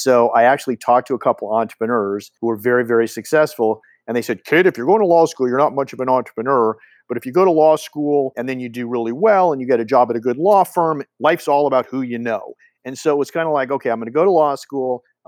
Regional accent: Los Angeles, California, United States; Well, I am a Los Angeles native, and I grew up in Brentwood, which was a little farming community when I was there

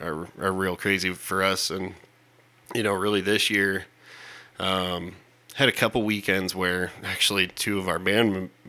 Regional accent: Lanesboro, Iowa, United States; also born or lived in Pennsylvania; We moved back here to Iowa. Grew up in Lanesboro, actually.

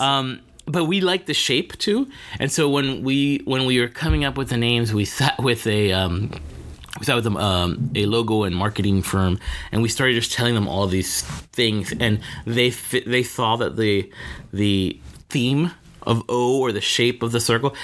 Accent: Miami Gardens, Florida, United States; I am a Miami native, born and raised. I grew up in Miami Gardens

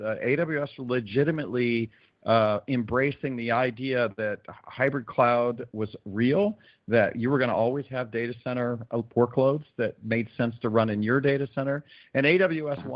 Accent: South Florida, United States; I'm from South Florida

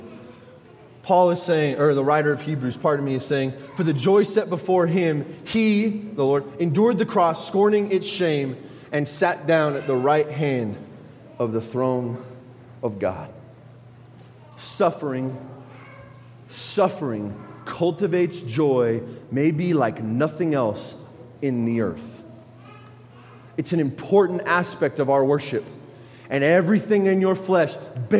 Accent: United States; I'm an American

